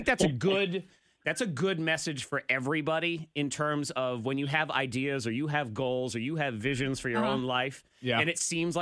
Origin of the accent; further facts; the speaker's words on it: New England, United States; now in Roanoke area, Virginia, United States; I'm originally from New England, but I've been here for 17 years